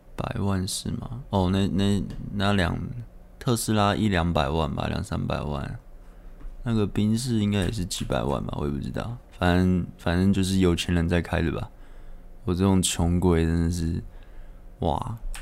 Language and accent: Chinese; Taipei, Taiwan; 我是台北人嘛，那我是住台北